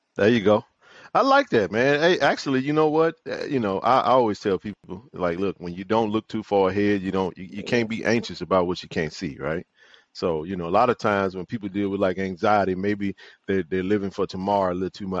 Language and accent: English; Jackson, Mississippi, United States; JSU lifers, born and raised in Jackson, Mississippi.